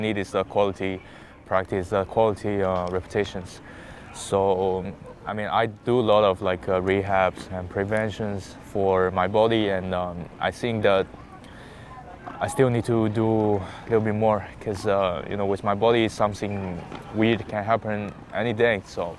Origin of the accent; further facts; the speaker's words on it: Hangzhou, Zhejiang, China; okay, where's my hometown? I said Hangzhou, and he said, oh, there's a very good lake, West Lake, and also Alibaba is from there.